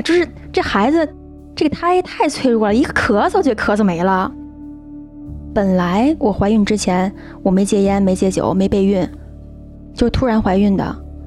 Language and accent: Chinese; China; also born or lived in United Kingdom; now in Chengdu, China; 我是一个中国人